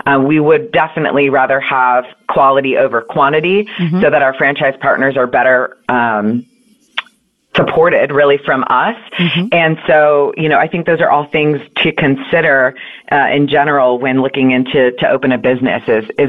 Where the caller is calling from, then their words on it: Austin, Texas, United States; I am actually in Austin, Texas.